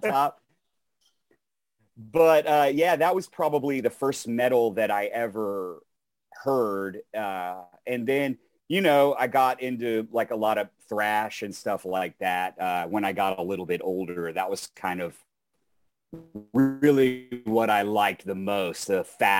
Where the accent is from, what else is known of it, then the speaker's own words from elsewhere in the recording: Texas, United States; I'm from Texas